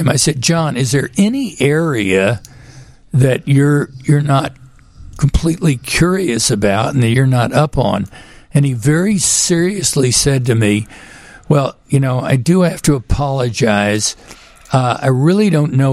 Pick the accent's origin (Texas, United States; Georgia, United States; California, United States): Texas, United States; Houston; moved away; also born or lived in Chicago; I grew up in Houston